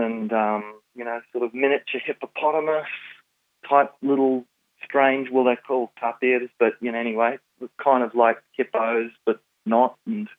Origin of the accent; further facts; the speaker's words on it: Kalimantan, Indonesia; Well, I was born and bred in Borneo, which is the largest island in Indonesia, and now most people call it Kalimantan. My parents were missionaries amongst the Dayak people who were the headhunters.